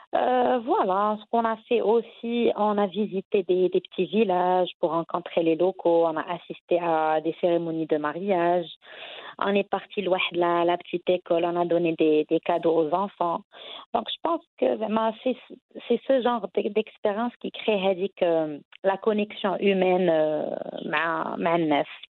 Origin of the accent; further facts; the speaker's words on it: Casablanca, Casablanca-Settat, Morocco; also born or lived in Tangier; que ça soit à Casa ma ville natale ou encore à Tanger pendant pendant mes études